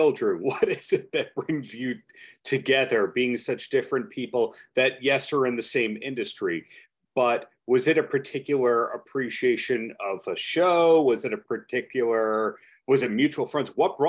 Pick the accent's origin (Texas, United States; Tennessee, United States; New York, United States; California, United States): New York, United States; as a New Yorker